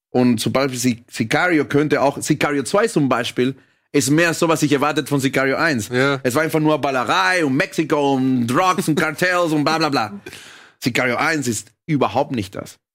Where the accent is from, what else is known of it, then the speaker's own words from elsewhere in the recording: Caracas, Venezuela; now in Germany; ich bin in Venezuela aufgewachsen, dann hierher gekommen